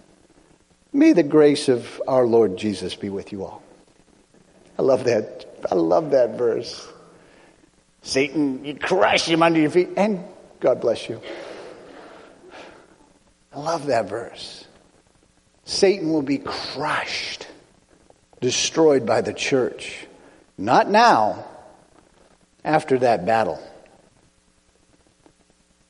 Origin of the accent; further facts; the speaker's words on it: United States; I'm American